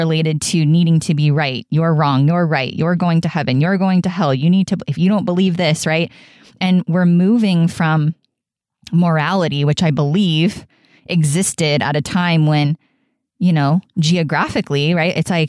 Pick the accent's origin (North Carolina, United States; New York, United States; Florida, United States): Florida, United States; they are from my hometown of South Florida on the east coast of Florida.